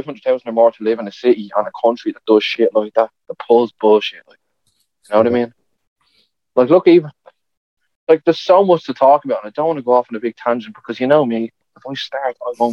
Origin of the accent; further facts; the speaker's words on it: Ireland; one thing about like being an Irish that I don't like. We're too willing